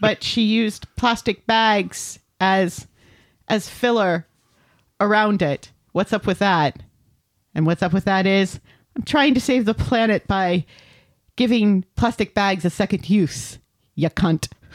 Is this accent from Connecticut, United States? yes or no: yes; Connecticut, United States; moved away; I'm just from Connecticut